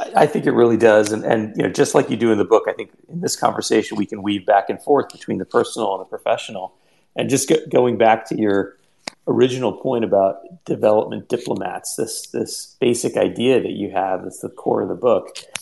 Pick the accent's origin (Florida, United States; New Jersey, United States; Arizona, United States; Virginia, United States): New Jersey, United States; I have a similar roots in India and a similar you know childhood growing up in New Jersey.